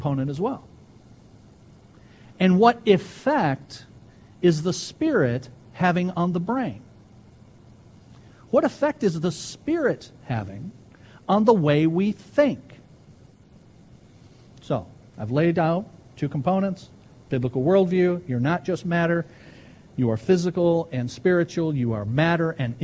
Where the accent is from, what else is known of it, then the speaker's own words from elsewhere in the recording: Ecorse, Michigan, United States; I grew up an Ecorsian. I'm not sure if that's a word, but I grew up in Ecors